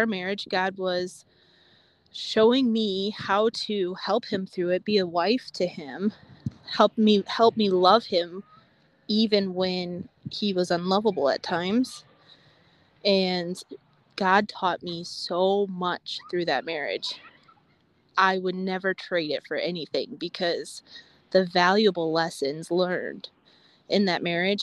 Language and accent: English; 20 miles north of Battle Creek, Michigan, United States; grew up 20 miles north of Battle Creek.